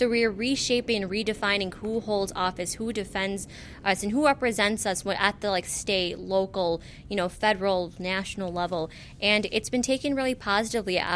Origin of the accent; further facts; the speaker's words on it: Skokie, Illinois, United States; growing up in Skokie, I was kind of sheltered.